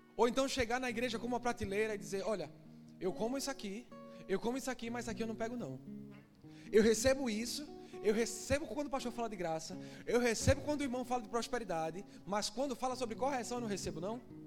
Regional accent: Northeast Region, Brazil; moved away; Que eu sou nordestino, eu falo bexiga.

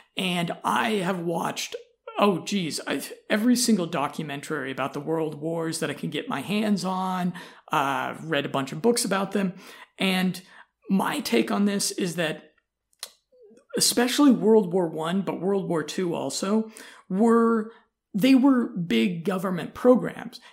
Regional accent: United States; I'm an American

